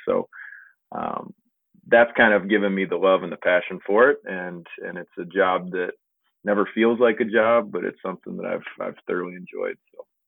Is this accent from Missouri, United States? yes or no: yes; Liberty, Missouri, United States; I'm originally from Liberty, Missouri, which is a little suburb outside of Kansas City